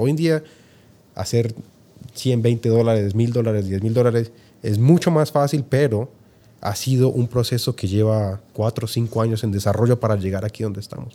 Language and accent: Spanish; Colombia; moved away as an adult; also born or lived in Argentina; now in Utah, United States; haber nacido en Colombia